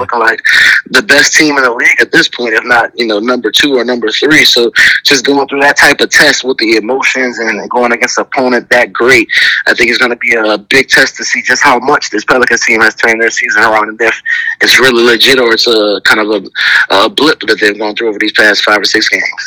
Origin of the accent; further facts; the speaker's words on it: New Orleans, Louisiana, United States; a team from my hometown